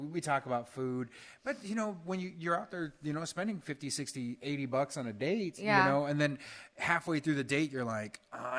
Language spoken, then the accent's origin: English; Utah, United States; I'm from Utah